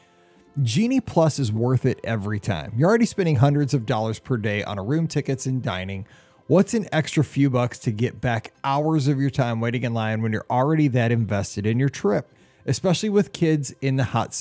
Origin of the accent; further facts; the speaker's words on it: Midwest, United States; Being a Midwesterner